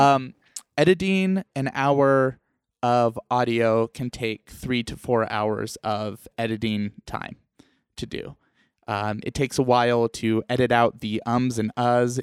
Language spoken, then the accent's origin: English; New Mexico, United States; also born or lived in Iowa; now in Utah, United States; I was born in Iowa and raised in New Mexico, and now both of us are in Utah